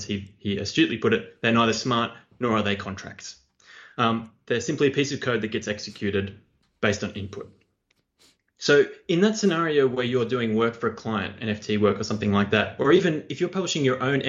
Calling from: Australia; It's … from Australia.

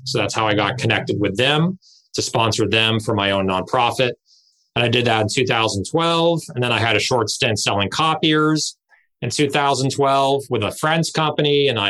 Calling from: Redondo Beach, California, United States; I'm physically at my home office, which is like 90% of the country right now, in Redondo Beach, California.

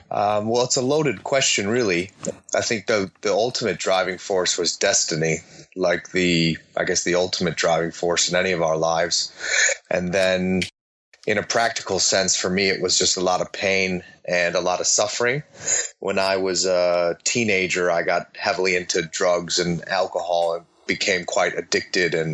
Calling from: Perth, Western Australia, Australia; I'm actually in Perth, Western Australia at the moment

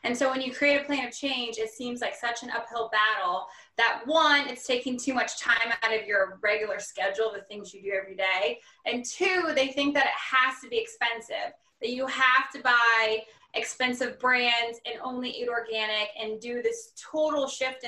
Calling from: Louisville, Kentucky, United States; Hello, I am here in Louisville, Kentucky.

